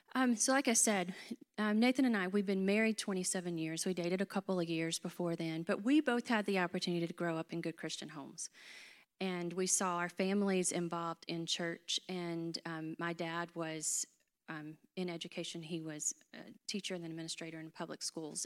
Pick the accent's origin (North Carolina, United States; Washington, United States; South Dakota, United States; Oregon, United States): North Carolina, United States; Hickory; accent: North Carolina; am from North Carolina. I grew up in Hickory